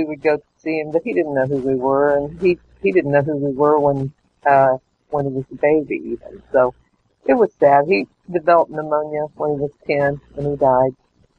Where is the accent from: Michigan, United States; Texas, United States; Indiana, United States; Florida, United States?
Indiana, United States; Mooreland; Grew up my first 10 years. I grew up in Moreland, Indiana.